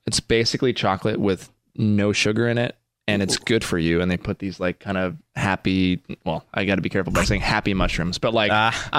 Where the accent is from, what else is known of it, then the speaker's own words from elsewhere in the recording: Medford, Oregon, United States; Oregon. Well, I grew up here, and then we moved to Oregon in high school. And so I worked at Kiss FM in Oregon, actually.